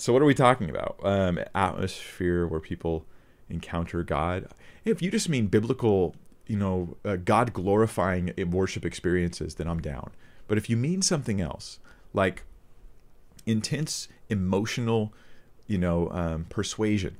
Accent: United States; as an American

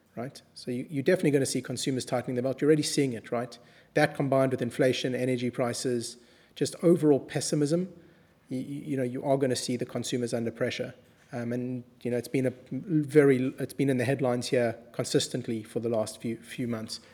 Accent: South Africa; we come from South Africa

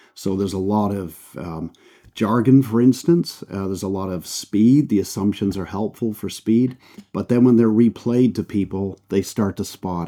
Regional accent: Canada; accent: Canadian; moved away as an adult; also born or lived in United Kingdom; Canadian, so you can tell by the accent. That's where I That's where I grew up.

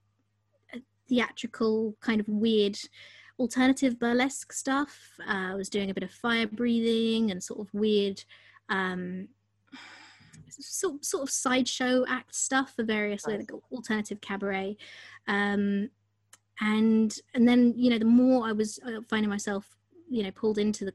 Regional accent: London, United Kingdom; growing up in London

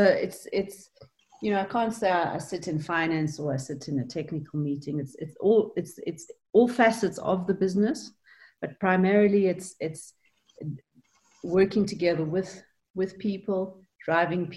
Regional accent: South Africa; I am South African

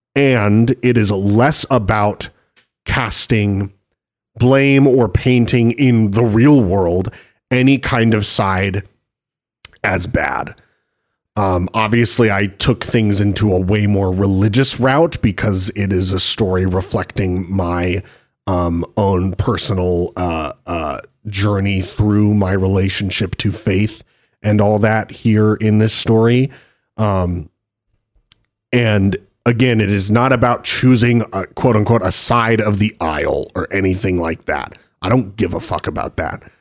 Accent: Spokane, Washington, United States; moved away; growing up in Spokane

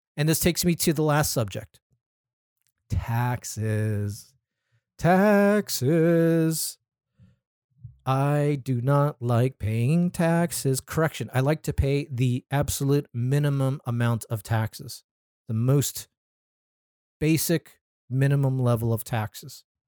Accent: Anaheim, California, United States; my hometown, City of Anaheim.

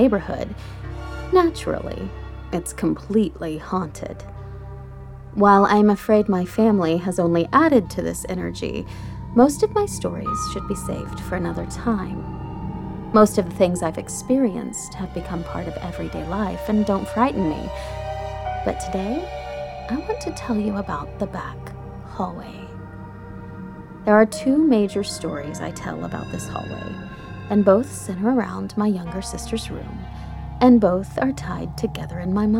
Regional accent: El Paso, Texas, United States; I grew up in West Texas, El Paso specifically

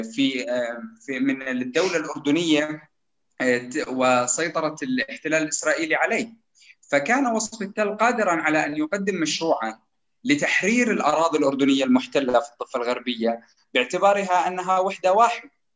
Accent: Jordan; نحن كاردنيين

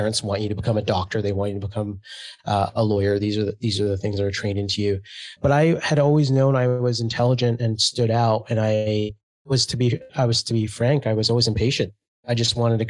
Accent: Kitimat, British Columbia, Canada; classic first generation Canadian, born and raised in Canada. Parents immigrated to Montreal. Dad took a train across Canada to a small town in Kitimat, BC

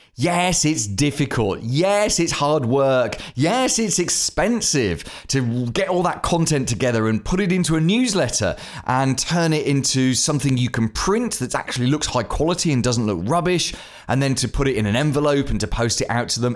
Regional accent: United Kingdom; I'm British

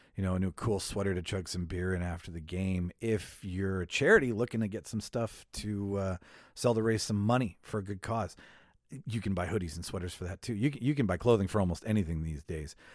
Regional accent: Winnipeg, Manitoba, Canada; Winnipeg, Manitoba, Canada, my hometown

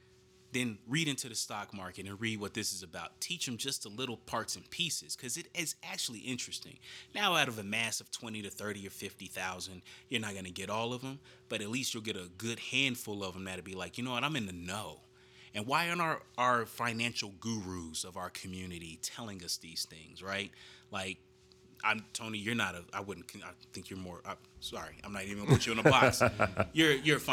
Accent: Denver, Colorado, United States; We grew up in Denver

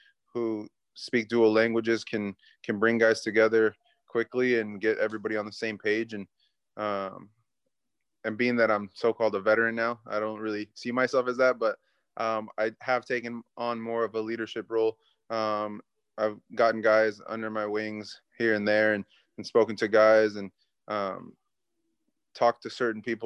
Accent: Santa Ana, California, United States; now in Houston, United States; I grew up in Southern California

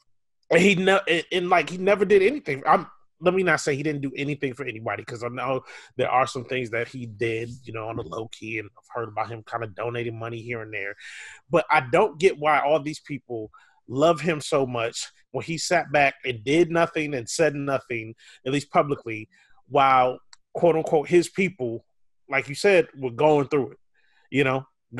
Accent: Minneapolis, Minnesota, United States; moved away as an adult; also born or lived in Chicago area; now in Chicago, United States; I grew up in Minneapolis.

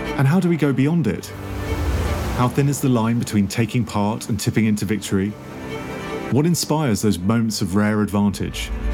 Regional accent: England, United Kingdom; obviously being English, I call it football

